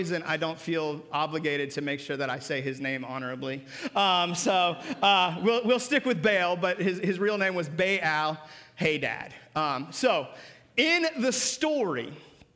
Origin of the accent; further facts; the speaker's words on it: Seattle, Washington, United States; I grew up in Seattle.